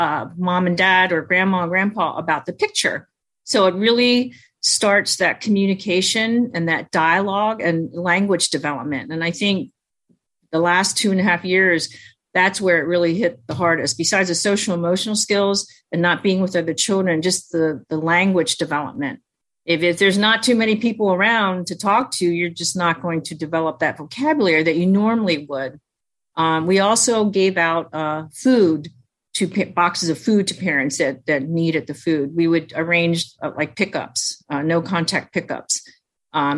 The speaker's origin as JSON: {"language": "English", "country": "United States", "tie": "born or raised there", "first_language": "Chinese", "second_language": "English", "said": "I was born in America, I was at home with my mom, so we only spoke Chinese"}